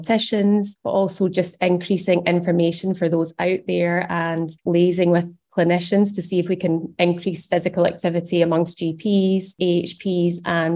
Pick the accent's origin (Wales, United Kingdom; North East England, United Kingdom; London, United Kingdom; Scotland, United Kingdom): Scotland, United Kingdom; as Scottish adults